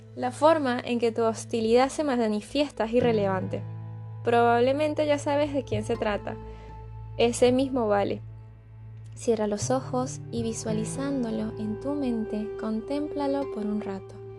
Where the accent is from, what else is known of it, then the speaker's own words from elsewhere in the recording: Caracas, Capital District, Venezuela; moved away; Yo vengo de Caracas, una ciudad en constante caos.